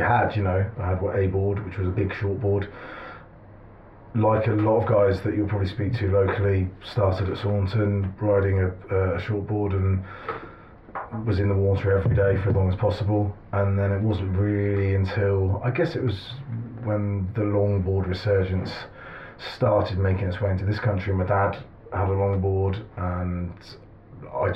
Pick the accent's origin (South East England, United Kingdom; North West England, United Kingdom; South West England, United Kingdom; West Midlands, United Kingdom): South West England, United Kingdom; Barnstaple; also born or lived in Braunton; Born in Barnstable